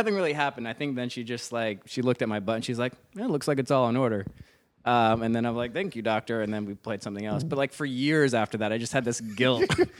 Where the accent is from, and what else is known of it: Virginia, United States; born or raised there; moved away